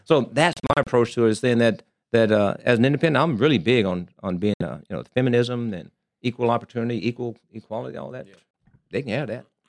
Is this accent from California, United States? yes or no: no; Arkansas, United States; moved away as an adult; also born or lived in Columbus, Ohio / Germany; now in Las Vegas, United States; born and raised in Arkansas